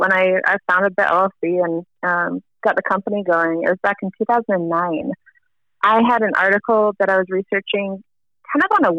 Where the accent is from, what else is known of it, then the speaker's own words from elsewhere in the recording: the West, United States; I grew up in the West here in the States